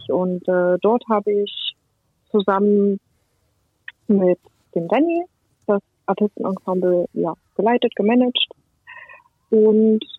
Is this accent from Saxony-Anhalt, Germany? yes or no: yes; Saxony-Anhalt, Germany; Ich komme ursprünglich aus dem Harz in der Nähe bei Quedlinburg.